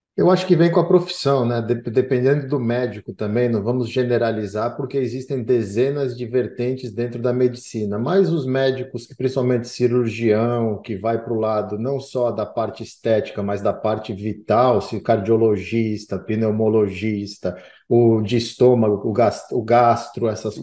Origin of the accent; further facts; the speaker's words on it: Manaus, Amazonas, Brazil; moved away; eu cresci em Manaus